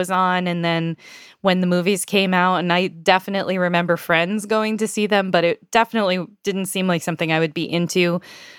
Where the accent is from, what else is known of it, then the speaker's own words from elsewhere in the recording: United States; I am an American